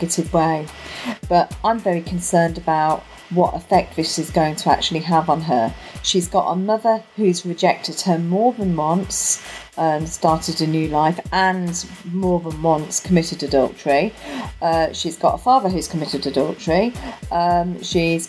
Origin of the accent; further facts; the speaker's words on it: Coventry, West Midlands, United Kingdom; now in South of England, United Kingdom; I was born and bred in Coventry, but I've been living down south longer than I lived in Coventry now